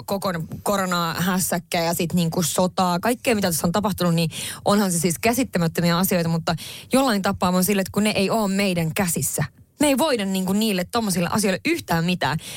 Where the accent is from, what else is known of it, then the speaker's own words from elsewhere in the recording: northern Finland, Finland; olen kotoisin pohjoisesta